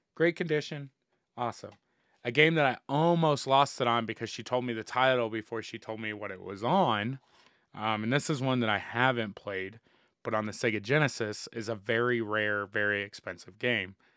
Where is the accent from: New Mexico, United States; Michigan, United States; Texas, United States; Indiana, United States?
Indiana, United States; moved away; my hometown back in Indiana